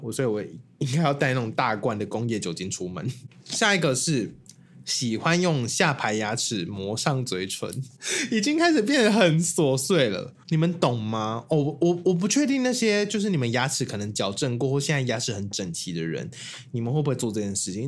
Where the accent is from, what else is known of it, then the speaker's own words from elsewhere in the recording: Taiwan; 我们台湾人